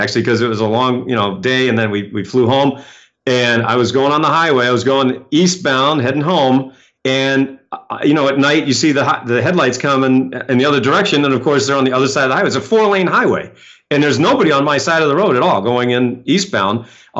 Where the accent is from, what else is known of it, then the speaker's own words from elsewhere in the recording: Maine, United States; But see, I grew up in Maine, so I've driven in snow, you know, a million times.